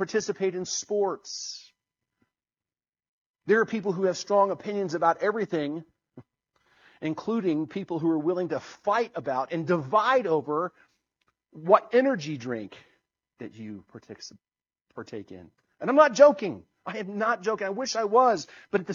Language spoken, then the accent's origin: English; United States; I'm as American as anyone else